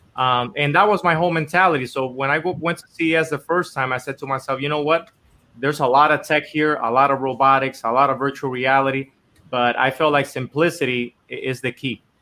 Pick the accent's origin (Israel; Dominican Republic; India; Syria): Dominican Republic; moved away as an adult; now in Los Angeles, United States; I was born and raised in Dominican Republic my whole life. And I actually came here to LA to, to try to do music